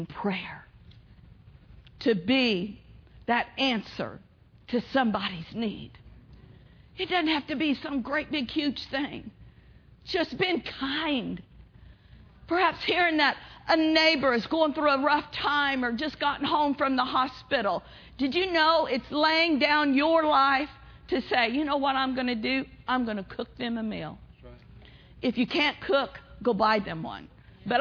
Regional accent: Pawnee, Oklahoma, United States; I grew up in Pawnee, Oklahoma

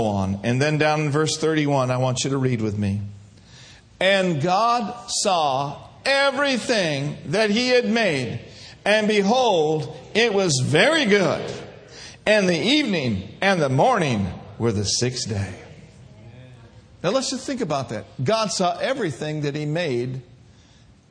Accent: Minneapolis, Minnesota, United States; moved away; I grew up in the north. I grew up in Minneapolis, Minnesota.

